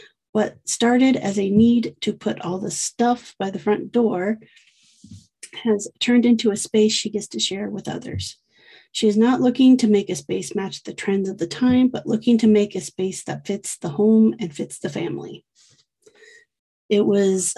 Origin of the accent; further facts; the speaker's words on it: Iowa, United States; moved away; also born or lived in Southern California; I'm from Iowa